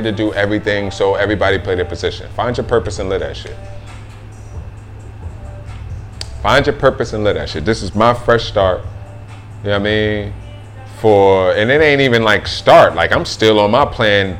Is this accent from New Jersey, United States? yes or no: yes; New Jersey, United States; moved away; I'm just an ignorant ass motherfucker from New Jersey